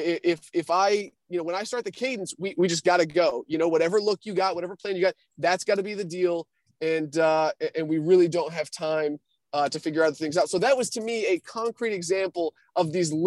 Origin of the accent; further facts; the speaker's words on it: New Hampshire, United States; I'm from New Hampshire